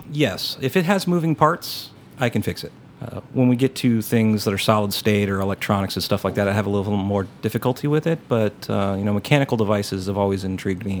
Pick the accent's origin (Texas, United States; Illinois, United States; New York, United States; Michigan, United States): Texas, United States; as a Texan